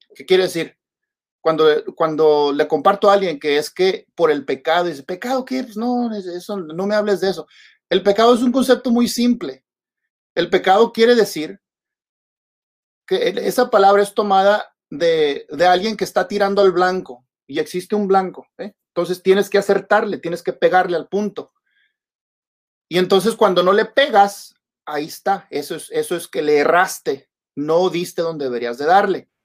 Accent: Mexico; como dice uno en México

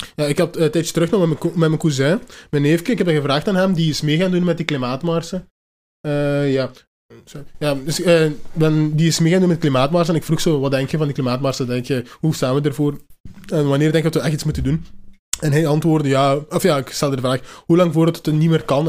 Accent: Hasselt, Flanders, Belgium; ik ben van Hasselt, we zijn in Limburg.

